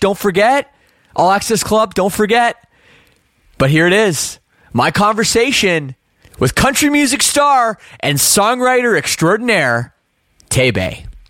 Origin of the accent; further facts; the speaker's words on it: Oakville, Ontario, Canada; accent: Canadian; moved away as an adult; I grew up in Oakville